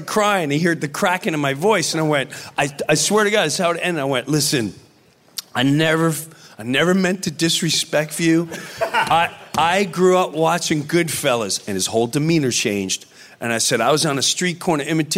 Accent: Long Island, New York, United States; where'd you grow up? I said, Long Island

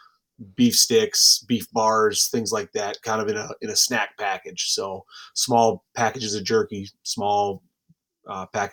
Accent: Wisconsin, United States; I grew up in Wisconsin

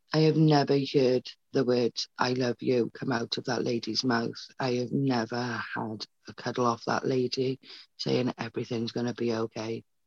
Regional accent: Wales, United Kingdom; also born or lived in Paisley, Scotland; she had me in Scotland. We then moved to Wales

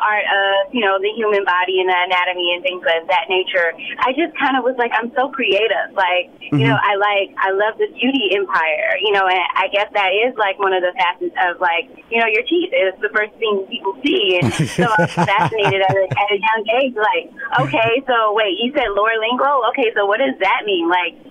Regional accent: Compton, California, United States; that's why I'm always screaming to the mountaintop that I'm from Compton, because I want them to see, you can do it too.

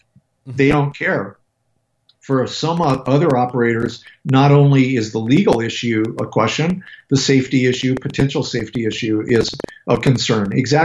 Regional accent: Colorado, United States; I'm from Colorado, dude.

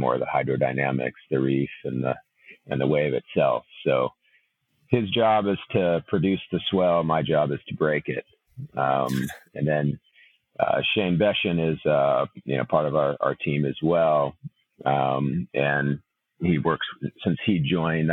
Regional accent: Ventura, California, United States; I grew up in Ventura, California.

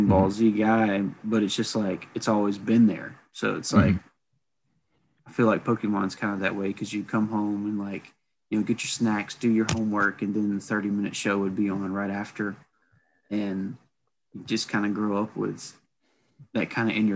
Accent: the South, United States; the South that where we grew up

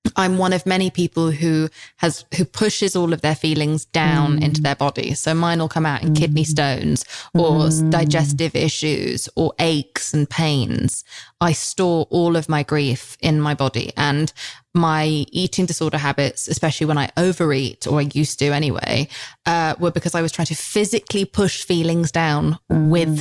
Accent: United Kingdom; I'm British

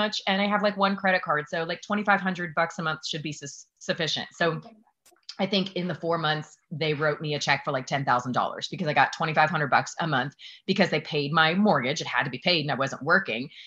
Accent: Newnan, Georgia, United States; just south of Atlanta. I was from Newnan, Georgia. It's a small town outside

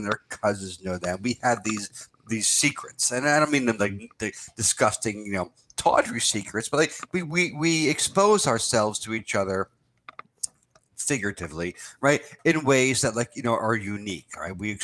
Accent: New Jersey, United States; moved away; also born or lived in New York City / Florence, Italy / Rome, Italy / Ireland; we grew up in New Jersey

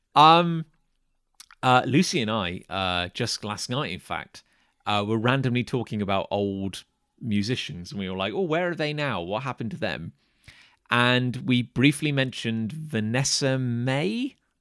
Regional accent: United Kingdom; I was from Britain

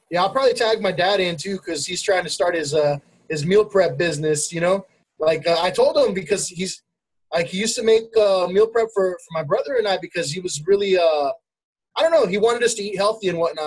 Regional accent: El Monte, California, United States; also born or lived in Pomona, California; now in Temple City, United States; I'm from El Monte

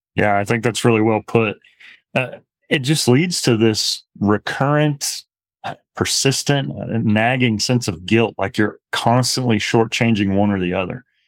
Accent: Midwest, United States; moved away as an adult; also born or lived in Arizona; now in Lubbock, United States; went to undergrad at S I U Carbondale, not far from where I grew up in Midwest

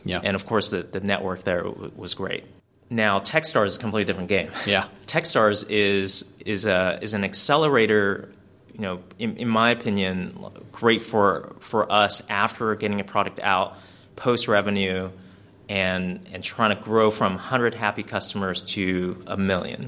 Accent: California, United States; we're from California

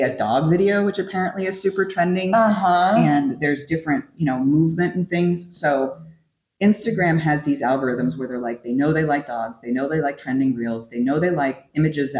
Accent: California, United States; moved away; my hometown apparently is overrun with wild turkeys now

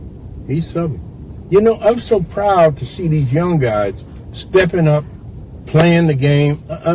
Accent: Texas, United States; now in Baltimore, United States; I'm from Texas.

